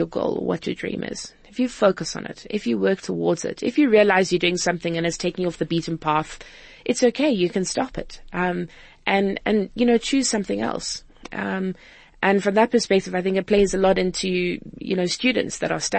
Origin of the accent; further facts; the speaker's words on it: Cape Town, Western Cape, South Africa; it's home. It's where I grew up.